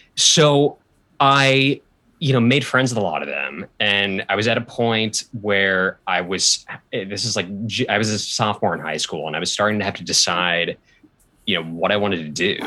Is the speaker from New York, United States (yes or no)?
no; Portland, Oregon, United States; moved away; I grew up in Portland, Oregon